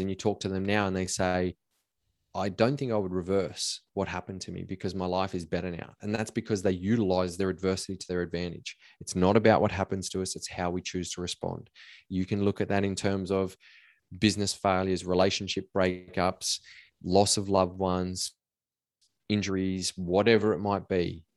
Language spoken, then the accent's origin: English; Cobar, New South Wales, Australia; I grew up in Cobar in a small country town in Western New South Wales